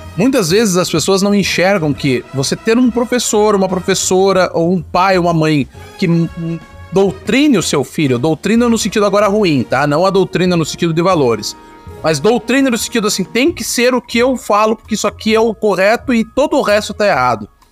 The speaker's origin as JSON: {"language": "Portuguese", "country": "Brazil", "said": "Nossa história como, como brasileiro"}